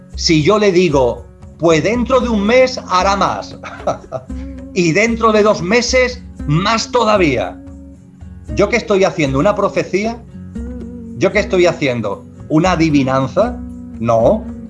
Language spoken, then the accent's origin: Spanish; Andalusia, Spain; soy andaluz